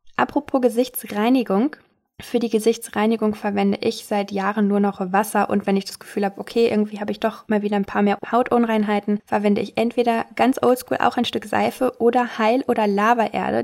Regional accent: Castrop-Rauxel, North Rhine-Westphalia, Germany; aus meiner Heimat in Castrop-Rauxel

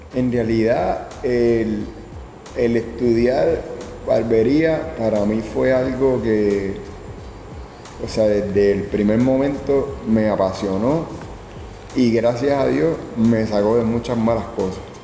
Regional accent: Carolina, Puerto Rico; Nací en Carolina, Puerto Rico, el febrero 10 del 81

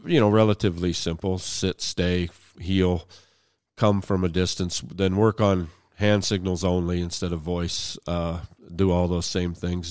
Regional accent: Hermitage, Pennsylvania, United States; moved away as an adult; also born or lived in Sharon, Pennsylvania; now in Lincoln, Montana, United States; I was born in western Pennsylvania, uh, uh, born in Sharon, but I was actually from a small town Hickory, Pennsylvania. It's now renamed to Hermitage, but, yeah, I still have family there, and, uh, I, I grew up, finished high school there

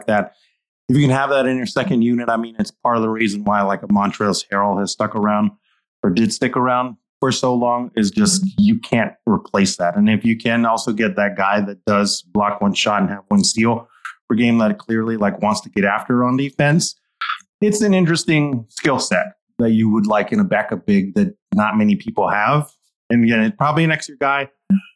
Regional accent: Albuquerque, New Mexico, United States; also born or lived in Michigan; now in Tucson, United States; from Albuquerque, New Mexico

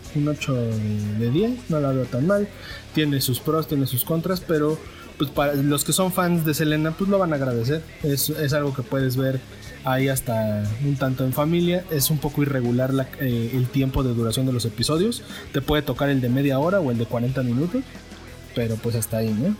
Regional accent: Mexico; yo también soy mexicano

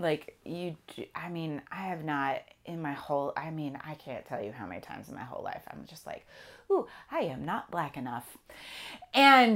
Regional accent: California, United States; I'm from California

